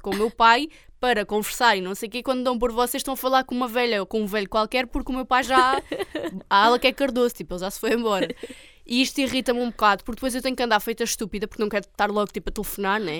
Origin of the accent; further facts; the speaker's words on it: Olhão, Algarve, Portugal; accent: Algarvio / Olhanense; meu sotaque algarvio